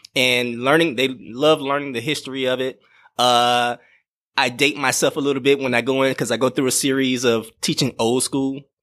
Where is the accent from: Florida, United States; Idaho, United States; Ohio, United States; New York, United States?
Florida, United States; Miami; moved away; I grew up in Miami, Florida